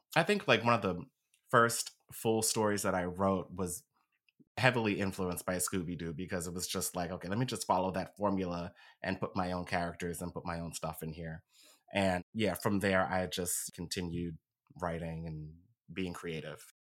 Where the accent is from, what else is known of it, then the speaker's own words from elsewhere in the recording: Philadelphia, Pennsylvania, United States; I was born and raised here in Philly. Been here my whole life.